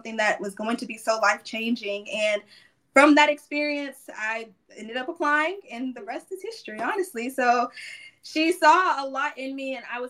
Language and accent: English; Sugar Land, Texas, United States; I came from Sugar Land, a very diverse environment and community, but it lacked a lot of African-American culture